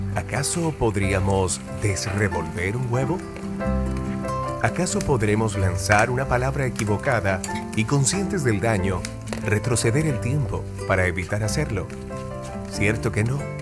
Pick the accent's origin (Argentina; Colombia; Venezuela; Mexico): Venezuela; soy venezolano